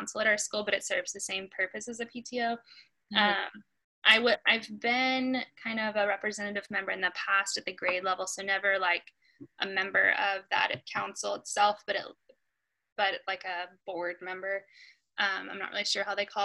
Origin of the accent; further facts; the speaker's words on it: Jacksonville, Florida, United States; also born or lived in Arkansas; now in Nashville, United States; I grew up in Florida, and moved from Florida to Arkansas. So I moved from a really diverse community in Jacksonville, Florida, to a really homogenous community